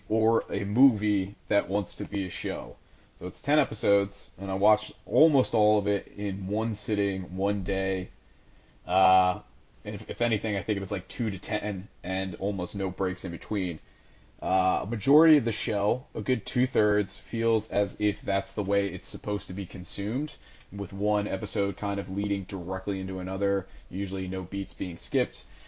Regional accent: United States; as an American

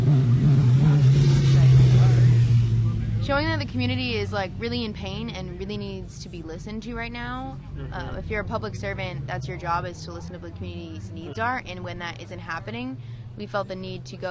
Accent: Concord, California, United States; now in Martinez, United States; I live out in Martinez right now. I grew up in Concord

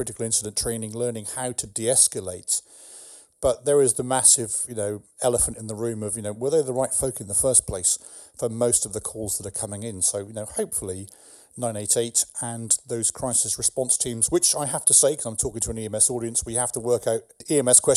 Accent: England, United Kingdom; now in California, United States; I'm English

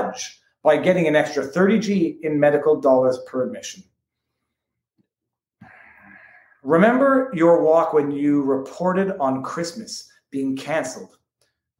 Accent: Montreal, Quebec, Canada; moved away as an adult; now in Florida, United States; I'm from Montreal. I was brought up on Hollywood media

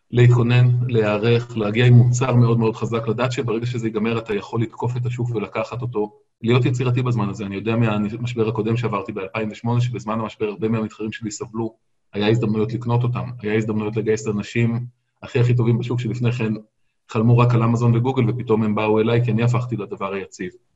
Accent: Israel; אני גדלתי בקיבוץ

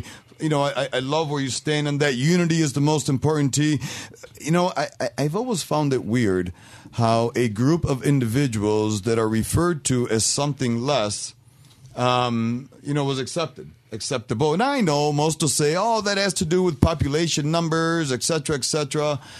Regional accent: Puerto Rico; now in United States; And I never stopped being Puerto Rican, but I'm an American, mm-hmm. right?

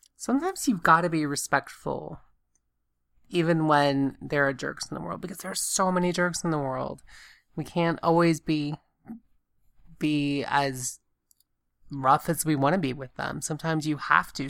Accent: Augusta, Georgia, United States; moved away; when I was growing up in Augusta, Georgia

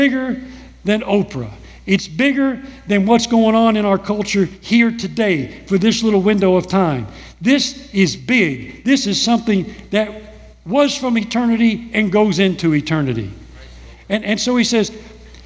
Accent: United States; here I am from America. I've been raised in a whole different culture

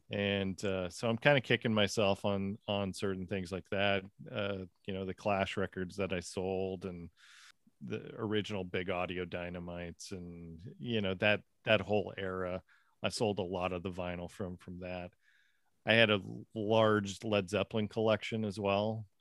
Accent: Seattle, Washington, United States; also born or lived in Winter Garden, Florida; now in Florida, United States; I grew up in the Seattle area

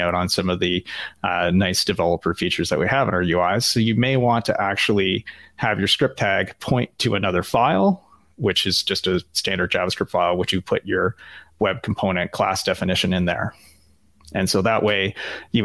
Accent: Canada; as a Canadian, and I don't know if your listeners have figured that out yet, but I am Canadian

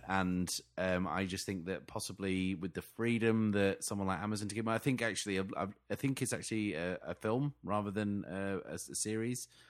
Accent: England, United Kingdom; I'm so English

